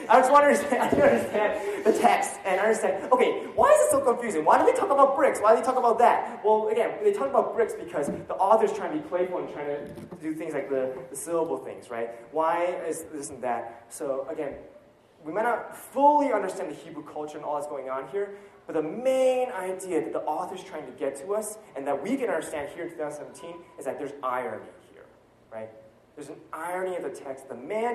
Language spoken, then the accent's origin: English; United States; as American myself